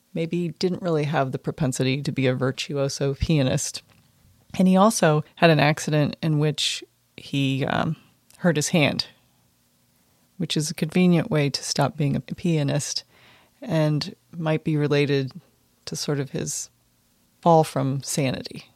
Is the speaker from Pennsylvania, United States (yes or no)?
yes; Pennsylvania, United States; moved away; by way of Pennsylvania